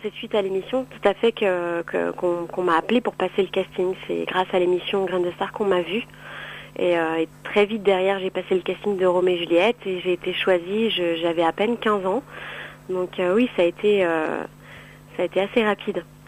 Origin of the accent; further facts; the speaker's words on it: Cannes, Provence-Alpes-Côte d'Azur, France; je suis originaire de Cannes